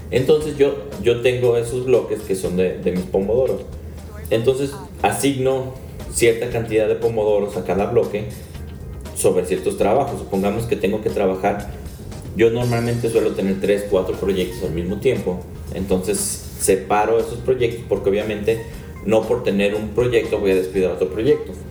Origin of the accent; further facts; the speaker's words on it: Mexico; Claro que soy mexicano